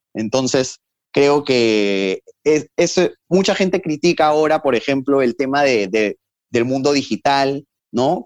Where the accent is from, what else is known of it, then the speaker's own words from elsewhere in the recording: Peru; Yo les decía, de Perú.